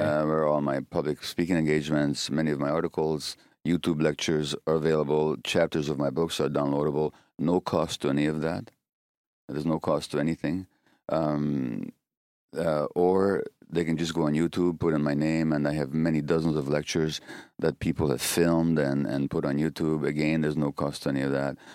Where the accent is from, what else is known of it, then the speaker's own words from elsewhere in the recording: Hungary; moved away; in my home country of Hunga-, Hungary